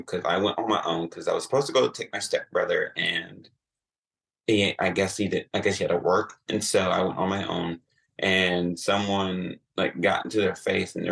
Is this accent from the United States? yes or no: yes; Atlanta, Georgia, United States; now in Columbus, United States; I'm originally from Atlanta